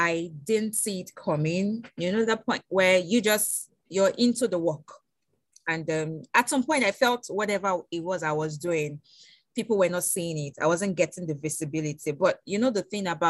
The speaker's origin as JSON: {"language": "English", "country": "Nigeria", "lives_now": "Lagos, Nigeria", "said": "Nigerian youths. We are energetic"}